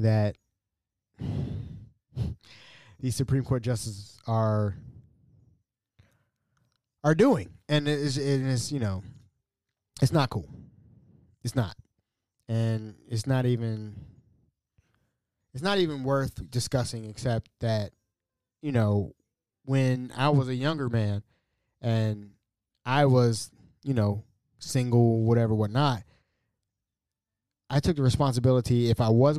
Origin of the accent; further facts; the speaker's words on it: United States; As an American, a proud American, a veteran of this wonderful country of ours